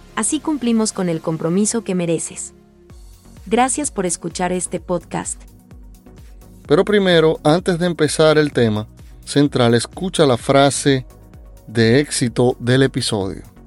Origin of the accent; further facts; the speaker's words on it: Dominican Republic; Aquí en mi país, República Dominicana